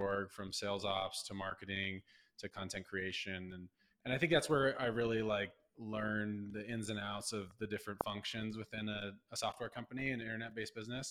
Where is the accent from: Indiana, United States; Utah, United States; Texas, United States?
Utah, United States; Southern; I grew up in Southern Utah